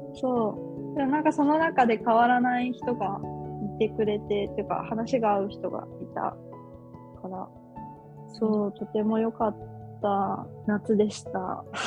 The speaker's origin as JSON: {"language": "Japanese", "country": "Japan", "moved": "as an adult", "lives_now": "Malaysia", "said": "日本だよって言うと"}